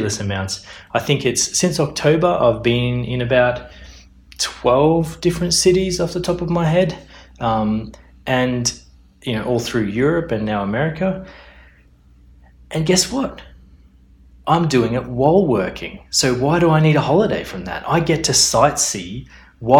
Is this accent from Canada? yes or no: no; Australia; moved away as an adult; also born or lived in Melbourne, Australia / Brisbane, Australia / Perth, Australia; now in London, United Kingdom; I was born in Australia. I've lived in Melbourne. I've lived in Brisbane. I've lived in Perth.